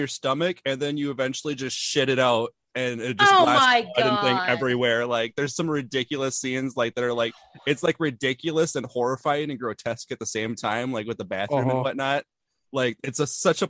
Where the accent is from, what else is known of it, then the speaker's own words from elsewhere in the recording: Wisconsin, United States; I'm the one from Wisconsin.